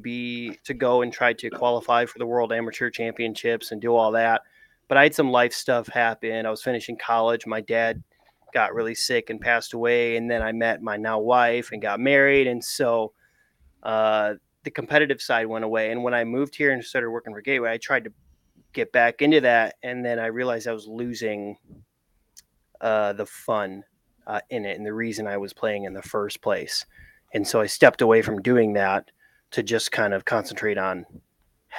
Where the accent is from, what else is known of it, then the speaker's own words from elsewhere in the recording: Grand Rapids, Michigan, United States; moved away as an adult; now in St. Louis, United States; came to Grand Rapids, my hometown.